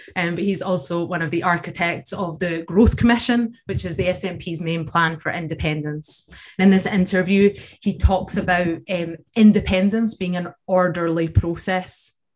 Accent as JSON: {"language": "English", "region": "Scotland", "country": "United Kingdom", "said": "Having an Irish heritage in Scotland"}